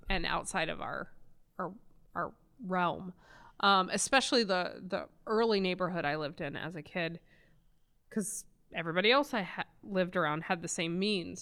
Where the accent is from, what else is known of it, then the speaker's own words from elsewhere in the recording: Virginia, United States; born and raised in Virginia